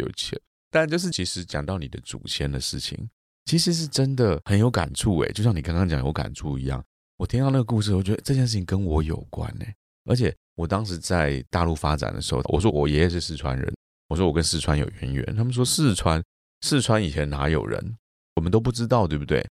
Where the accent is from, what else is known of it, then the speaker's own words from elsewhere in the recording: Taiwan; 我们中国人或者是我们台湾人